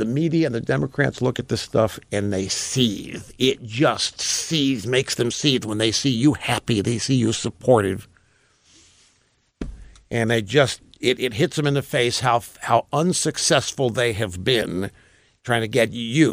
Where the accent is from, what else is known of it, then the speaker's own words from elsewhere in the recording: Missouri, United States; Missouri is my home state.